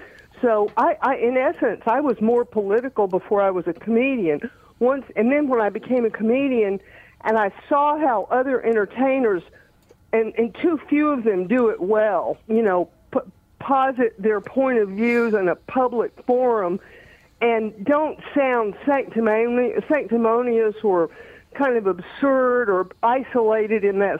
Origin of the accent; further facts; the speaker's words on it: Marietta, Georgia, United States; also born or lived in Montgomery, Alabama; In Georgia, pretty much, mostly in Georgia. I never left the South until I moved to New York, actually, when I was that age.